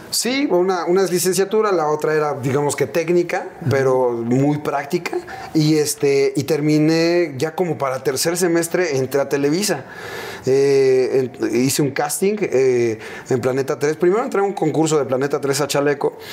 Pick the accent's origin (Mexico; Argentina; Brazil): Mexico; Mexico City; crecimos, nuestra infancia fue en la Aéreos de Chulubusco